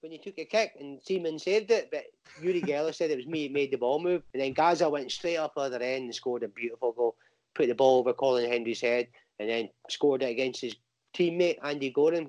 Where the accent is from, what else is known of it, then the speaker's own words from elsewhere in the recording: Banbury, South East England, United Kingdom; born there; I was born in Banbury, Oxfordshire, and my brother was born in Germany.